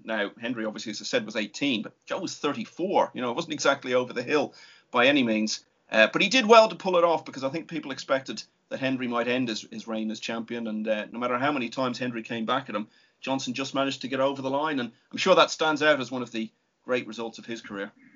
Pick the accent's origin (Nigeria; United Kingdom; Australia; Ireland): Ireland; being an Irishman